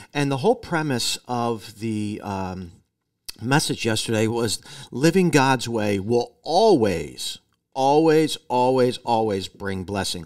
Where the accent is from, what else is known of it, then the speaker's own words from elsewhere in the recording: United States; as American Christians